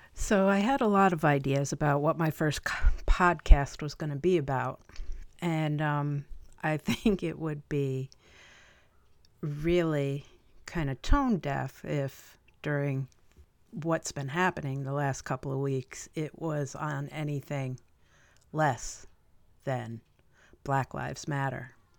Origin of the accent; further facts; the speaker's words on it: Chatham, New York, United States; also born or lived in Albany, New York; Columbia County, Chatham, New York, is where I did the rest of my growing up